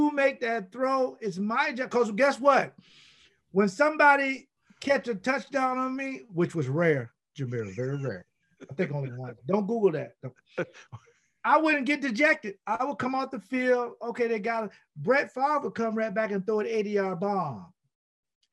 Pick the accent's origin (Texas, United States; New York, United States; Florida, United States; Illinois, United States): Florida, United States; I'm from Florida